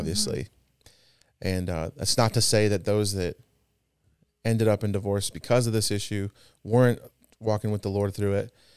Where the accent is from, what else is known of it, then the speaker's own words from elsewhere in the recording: Presidio, Texas, United States; also born or lived in El Paso, Texas; we moved from El Paso to a small little town, I've mentioned it before. And it's about four hours south of, uh, El Paso. It's called Presidio